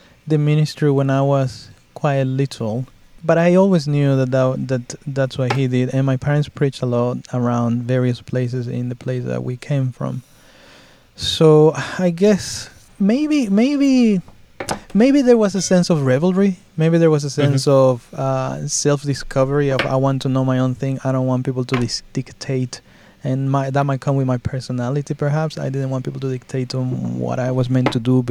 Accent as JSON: {"language": "English", "country": "Mexico", "tie": "born or raised there", "moved": "as an adult", "lives_now": "Australia", "said": "I was born and raised in Mexico, and I migrated here to Australia a little bit more than 16 years ago."}